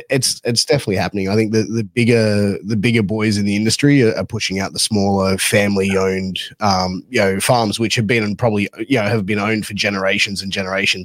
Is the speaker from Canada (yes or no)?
no; Australia; I'm Australian. That's what I take it as. Born and bred.